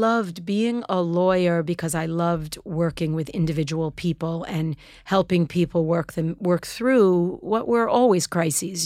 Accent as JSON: {"language": "English", "town": "New York City", "region": "New York", "country": "United States", "tie": "born or raised there", "said": "I knew as a, uh, Jewish kid growing up in Queens"}